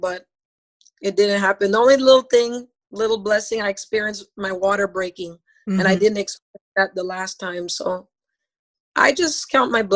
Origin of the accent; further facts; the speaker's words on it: Belize; moved away; I'm from Belize